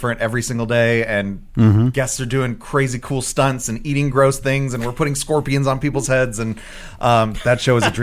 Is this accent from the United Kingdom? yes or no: no; Orlando, Florida, United States; moved away; I was born in Orlando and I moved back here after college